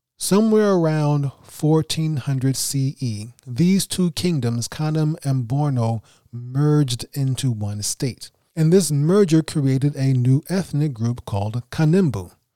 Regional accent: New York City, New York, United States; also born or lived in Senegal; I'm not from West Africa. I am from Brooklyn, New York.

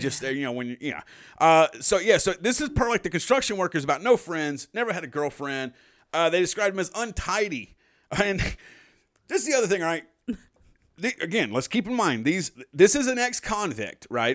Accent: the South, United States; we, we're from the South.

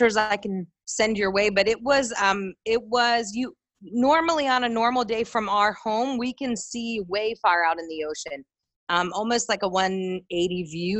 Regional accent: Richmond, Virginia, United States; moved away as an adult; also born or lived in Hershey, Pennsylvania; now in Haiti; I was born in Hershey, Pennsylvania, and then moved to Richmond, Virginia. So I basically say that I'm from Richmond, Virginia, because I was raised there since I was a tiny little girl.

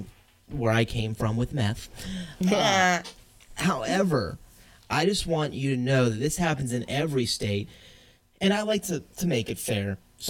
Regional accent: the South, United States; accent: Southern; I have a Southern accent, and it comes out sometimes. So I'm just saying, I'm still from the South.

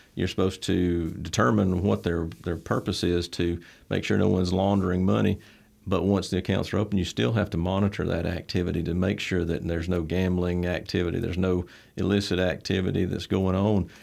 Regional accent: Troy, Alabama, United States; I was, uh, born here in Troy. Troy's home to me, been here since back since nineteen seventy

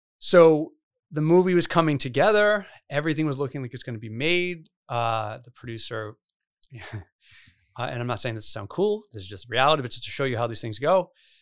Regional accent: North Providence, Rhode Island, United States; I grew up in Providence, in North Providence. So like, I still tend to hang in that area.

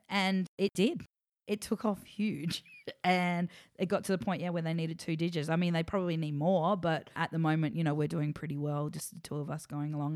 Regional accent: Adelaide, South Australia, Australia; moved away as an adult; also born or lived in Melbourne; I grew up in Adelaide acting all through my childhood

